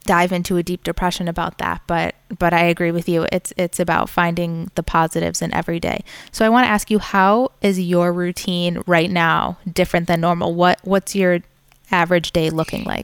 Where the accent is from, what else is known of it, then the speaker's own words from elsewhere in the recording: Farmington, Michigan, United States; moved away as an adult; also born or lived in New York; now in Boca Raton, United States; I grew up in Farmington